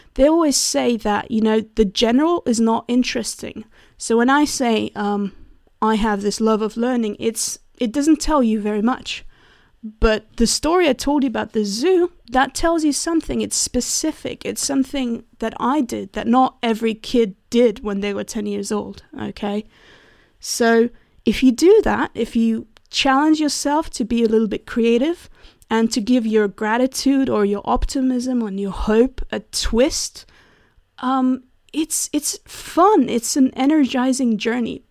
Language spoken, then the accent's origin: English; Switzerland; I'm from Switzerland